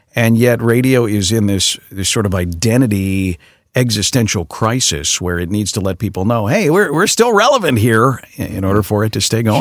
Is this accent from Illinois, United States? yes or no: yes; Chicago, Illinois, United States; my hometown that I know so well